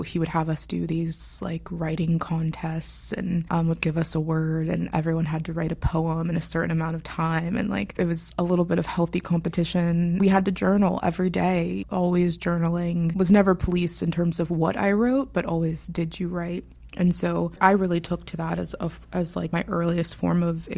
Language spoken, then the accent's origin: English; Pittsburgh, Pennsylvania, United States; I was born in Pittsburgh, Pennsylvania, city girl at heart. I was raised by my father